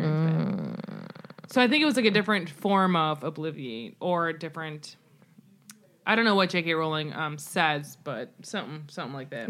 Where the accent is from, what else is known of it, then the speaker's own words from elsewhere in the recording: United States; I as an American